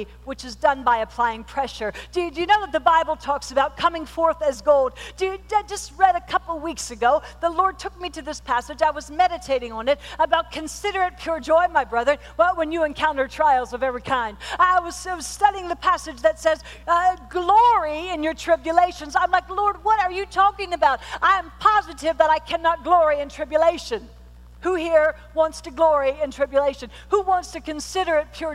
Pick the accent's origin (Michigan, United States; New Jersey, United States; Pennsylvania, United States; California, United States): Pennsylvania, United States; I was born and raised in Pennsylvania, and we lived on this rural highway